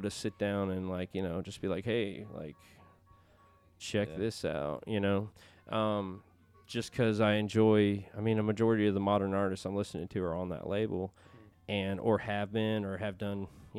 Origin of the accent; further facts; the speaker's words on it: Alabama, United States; house down in Muscle Shoals, so when we don't have to be here for work, we can be, you know, back in my home state and still be close by.